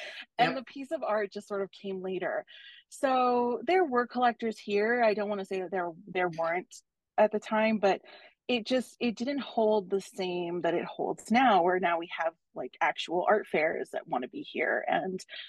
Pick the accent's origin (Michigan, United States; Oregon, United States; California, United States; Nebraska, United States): California, United States; Los Angeles; I'm a born and raised Los Angelino.